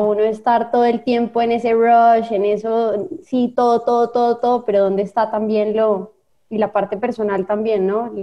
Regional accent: Colombia; moved away as an adult; now in Costa Rica; yo soy colombiana, pero soy adoptada tica de hace 20 años

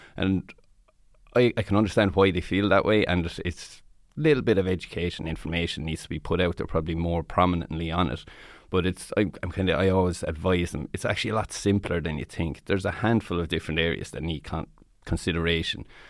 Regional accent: Tipperary, Munster, Ireland; I'm from Tipperary myself

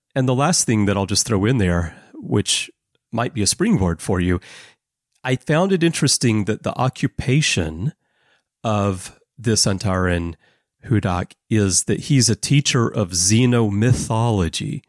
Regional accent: United States; being American, having grown up in the seventies and eighties

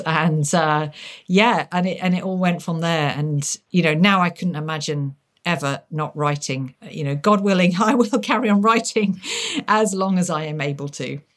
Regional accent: Lincolnshire, near Lincoln, East Midlands, United Kingdom; growing up by being taken to castles, uh, in my native Lincolnshire. I, I mean, growing up near Lincoln.

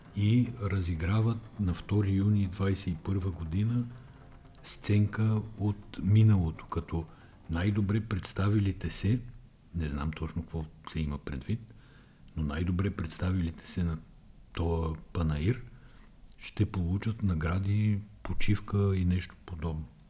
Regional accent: Bulgaria; Ние сме българи

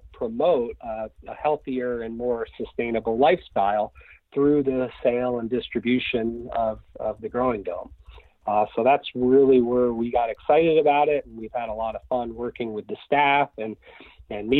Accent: just outside Boston, Massachusetts, United States; I grew up in Massachusetts, just outside Boston

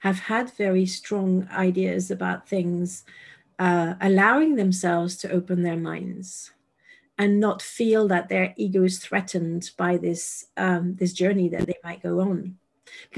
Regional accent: France; moved away; I moved away from France

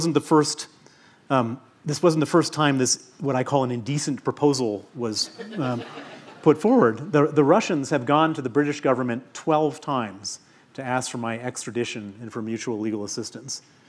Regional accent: United States; accent: American; moved away as an adult; now in United Kingdom; Although my accent is American, I emigrated to the UK 29 years ago, and I'm a UK citizen

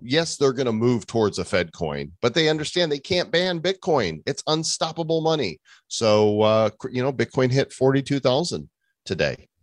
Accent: Northbrook, Illinois, United States; I grew up in Northbrook

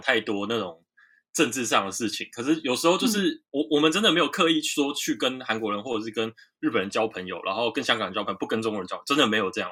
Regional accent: Taiwan; moved away as an adult; now in Seoul, South Korea; 我是台湾来的

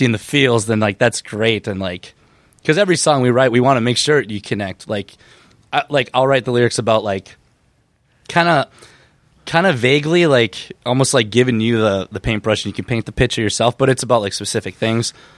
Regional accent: Benson, Minnesota, United States; it's a place called Benson, Minnesota, and it's like two and a half hours, like, southwest of the cities

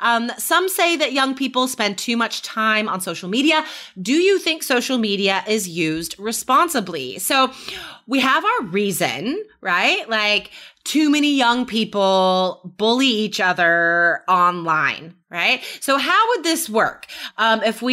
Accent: United States; my experience as an American

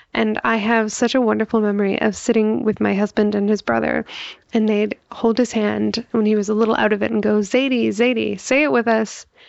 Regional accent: Toronto, Ontario, Canada; I'm from Toronto, Canada

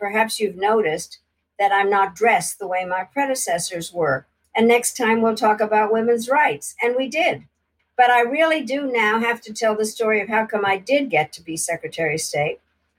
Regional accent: United States; So being the American, I decided that we had to form a caucus

